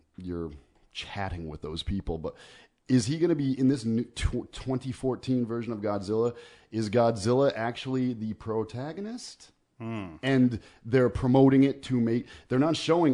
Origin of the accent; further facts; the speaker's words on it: Southington, Connecticut, United States; also born or lived in Meriden, Connecticut; I grew up in Southington